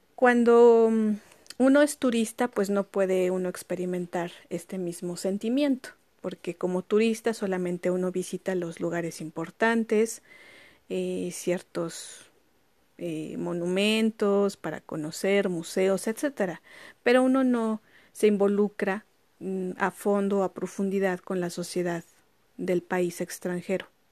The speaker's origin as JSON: {"language": "Spanish", "country": "Mexico", "moved": "as an adult", "lives_now": "France", "said": "yo como mexicana"}